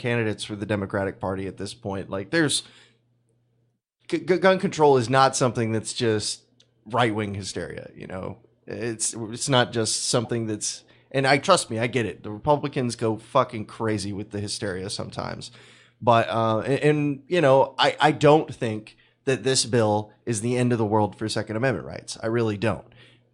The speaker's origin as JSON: {"language": "English", "region": "Texas", "country": "United States", "said": "I'm from Texas"}